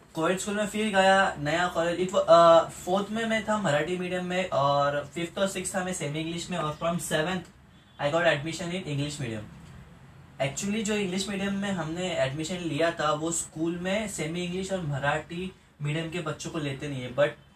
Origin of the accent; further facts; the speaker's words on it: Pune, Maharashtra, India; मैं पुणे महाराष्ट्र इंडिया से हूँ